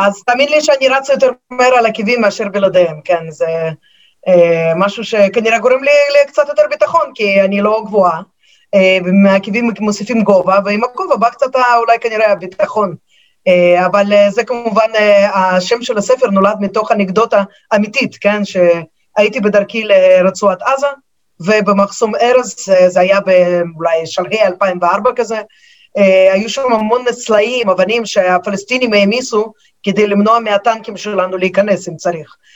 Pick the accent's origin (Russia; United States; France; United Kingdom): Russia; Moscow; now in Israel; אני עיתונאית אה, ממוסקבה, שם נולדתי, אני כמובן דוברת את השפה